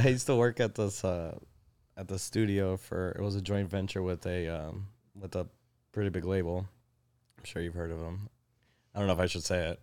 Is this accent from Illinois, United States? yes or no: yes; Elmhurst, Illinois, United States; also born or lived in Chicago; I was born in Elmhurst